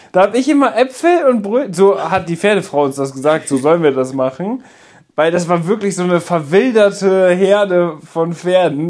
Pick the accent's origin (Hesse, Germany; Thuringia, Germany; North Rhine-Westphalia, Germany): North Rhine-Westphalia, Germany; Münsterland; bei uns im Münsterland